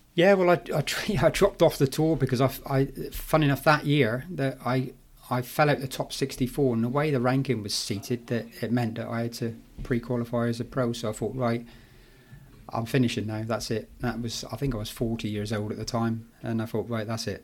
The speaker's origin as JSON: {"language": "English", "town": "Plymouth", "region": "South West England", "country": "United Kingdom", "tie": "born or raised there", "said": "in Plymouth, in my hometown"}